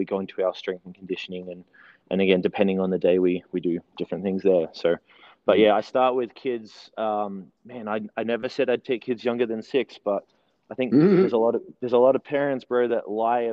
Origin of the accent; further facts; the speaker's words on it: Melbourne, Victoria, Australia; moved away as an adult; also born or lived in New Zealand; now in Utah, United States; we moved to Melbourne, Australia. We relocated, and so I grew up in Melbourne